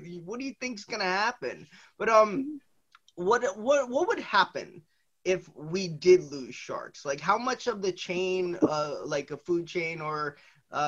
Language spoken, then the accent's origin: English; New Jersey, United States; I'm from New Jersey, so we're on the Northeast.